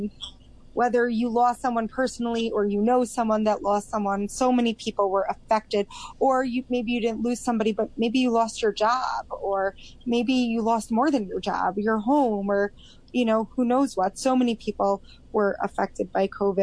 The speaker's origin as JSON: {"language": "English", "area": "Long Island", "region": "New York", "country": "United States", "tie": "born or raised there", "moved": "as an adult", "lives_now": "Israel", "said": "I grew up in New York, in Long Island"}